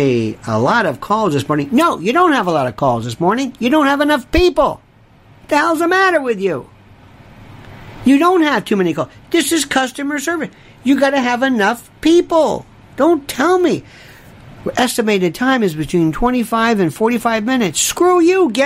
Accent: Florida, United States; moved away; I'm from Florida.

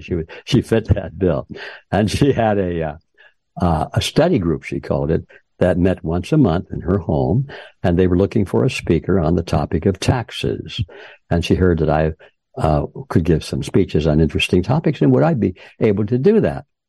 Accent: Detroit, Michigan, United States; moved away as an adult; also born or lived in Los Angeles; I was uh, born and raised in Detroit, Michigan, in that general area

